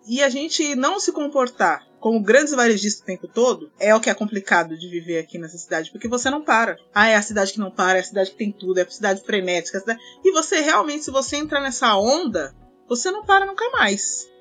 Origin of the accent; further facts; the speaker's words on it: Barueri, São Paulo, Brazil; also born or lived in Osasco; eu morei a vida toda em Barueri e depois eu morei em Osasco